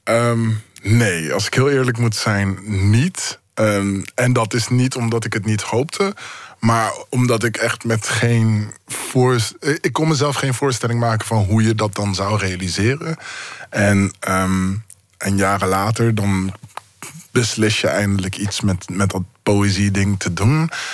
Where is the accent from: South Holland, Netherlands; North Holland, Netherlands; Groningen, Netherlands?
South Holland, Netherlands; Zoetermeer; ik ben opgegroeid in Zoetermeer